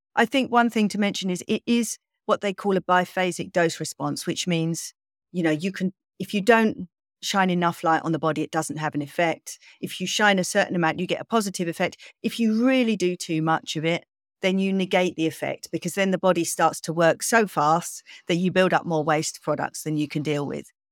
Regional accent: England, United Kingdom; I'm kind of English

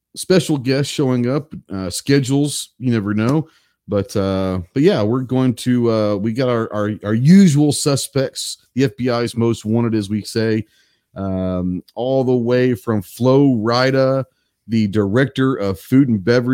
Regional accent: Fort Worth, Texas, United States; growing up in Tarrant County, which is Fort Worth

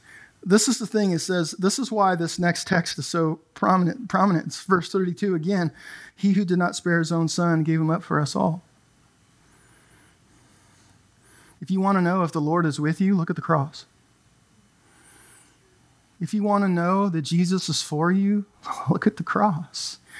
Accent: California, United States; I grew up in Southern California in the 80s, and gangs were exploding.

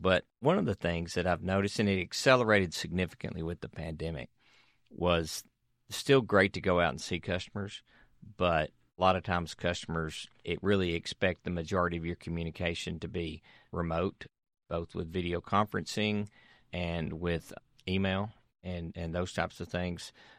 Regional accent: Tennessee, United States; I was raised in right outside of Nashville.

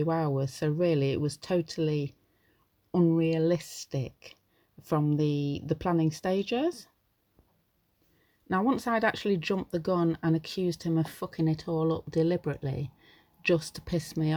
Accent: United Kingdom; I'm British, so I live in the UK

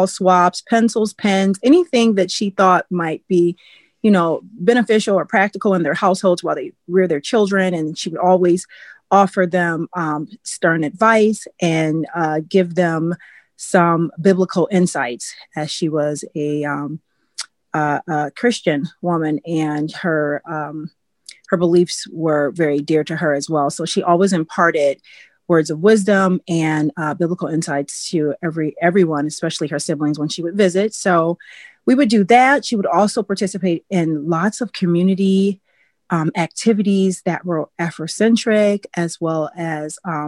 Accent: Milwaukee, Wisconsin, United States; I live in Wisconsin, and I was born and raised in Milwaukee, which is the larger city in Wisconsin

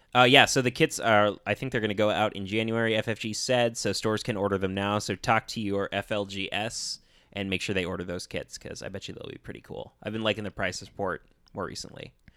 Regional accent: Minnesota, United States; most of us are Minnesota natives

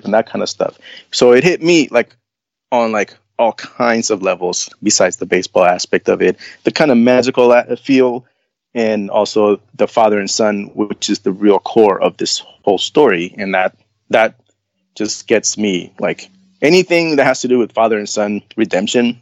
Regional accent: Nicaragua; moved away; I come from Nicaragua, which is like, baseball, like that's the sport of the nation

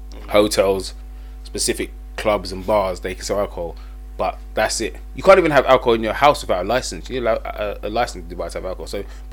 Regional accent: United Kingdom; when we go abroad as British people, do we conduct ourselves properly?

